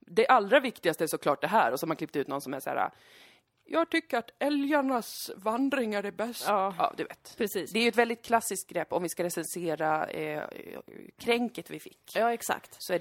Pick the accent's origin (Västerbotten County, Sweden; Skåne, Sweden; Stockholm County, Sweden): Stockholm County, Sweden; Karolinska Hospital; Jag föddes eh, på Karolinska sjukhuset.